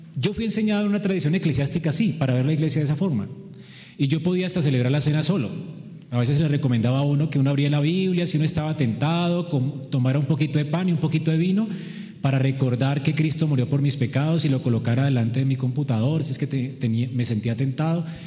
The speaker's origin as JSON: {"language": "Spanish", "country": "Colombia", "said": "todos somos aquí colombianos"}